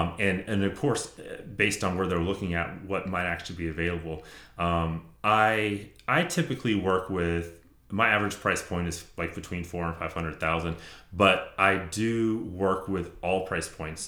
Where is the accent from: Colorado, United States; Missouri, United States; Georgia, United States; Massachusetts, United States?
Georgia, United States; Gwinnett County; I grew up in Gwinnett.